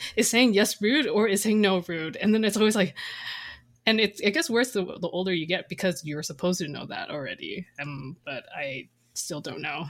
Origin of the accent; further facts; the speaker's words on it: Canada; also born or lived in Taiwan; after years of, like, growing up in Canada